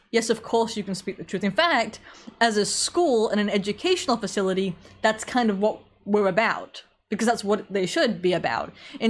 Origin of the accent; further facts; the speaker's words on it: England, United Kingdom; accent: slight American; I am from England with something of an American accent. Everybody seems to disagree over how strong it is, and I can't hear because it's my accent, so I'll take your word for it.